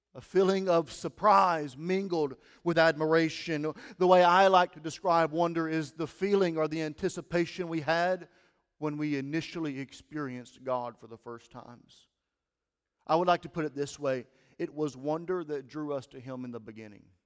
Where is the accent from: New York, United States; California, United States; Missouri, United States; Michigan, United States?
Missouri, United States; Steele; moved away as an adult; also born or lived in Denton, Missouri / Caruthersville, Missouri; now in Cape Girardeau, United States; I grew up in Steele, Missouri